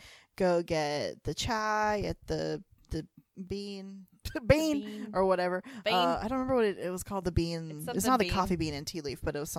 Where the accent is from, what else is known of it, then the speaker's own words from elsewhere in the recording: North Carolina, United States; we're both from the Carolinas. So he's from South Carolina, I'm from North Carolina.